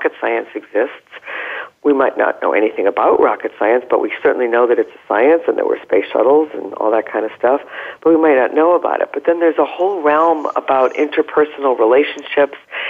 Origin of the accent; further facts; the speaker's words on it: New England, United States; moved away as an adult; also born or lived in Vermont / Bay Area, California; now in San Diego, United States; after growing up in New England, going to the University of Vermont, I spent over 30 years in the Bay Area